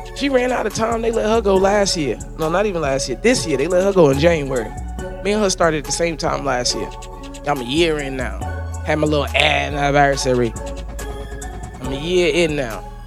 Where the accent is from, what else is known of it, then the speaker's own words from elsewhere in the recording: the North, United States; now in Florida, United States; I'm from the North